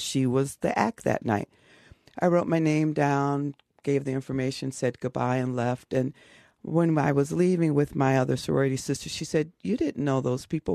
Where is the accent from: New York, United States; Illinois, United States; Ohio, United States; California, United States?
Illinois, United States; Chicago; Growing up in Chicago